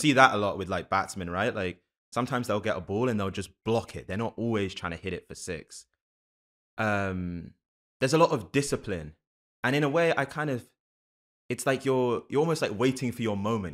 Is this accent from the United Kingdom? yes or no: yes; London, United Kingdom; also born or lived in Canada; now in United States; I grew up in London, but then my family's been in the States since I was, like, ten